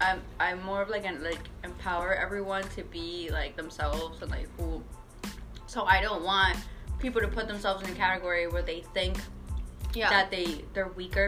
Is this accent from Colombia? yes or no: yes; Colombia; moved away; I am 22. I'm a foreigner. I was born in Colombia.